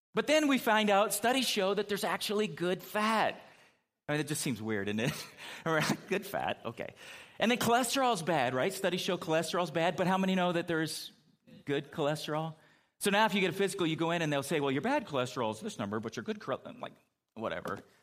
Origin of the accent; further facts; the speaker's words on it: California, United States; moved away; growing up in California